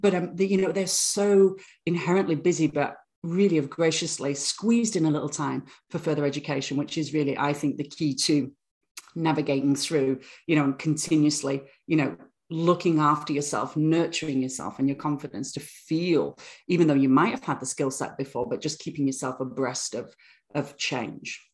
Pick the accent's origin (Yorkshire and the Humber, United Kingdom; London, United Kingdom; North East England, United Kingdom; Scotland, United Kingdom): Yorkshire and the Humber, United Kingdom; Bradford; moved away; born in born in the northern town of Bradford, gritty northern town